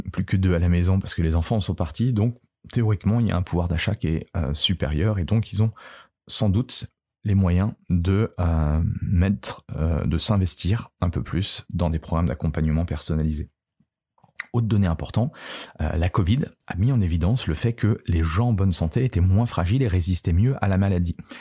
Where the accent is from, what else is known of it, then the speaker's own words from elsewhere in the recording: France; chez nous, en France